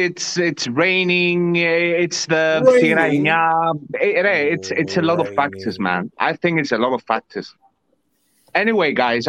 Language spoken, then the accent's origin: English; Larnaca, Larnaca District, Cyprus; Maybe Ike a bit because I'm from Larnaca.